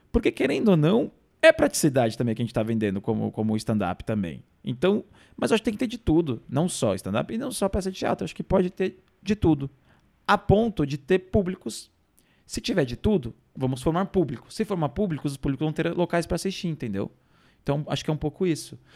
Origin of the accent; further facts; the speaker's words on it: Minas Gerais, Brazil; E eu sou mineiro.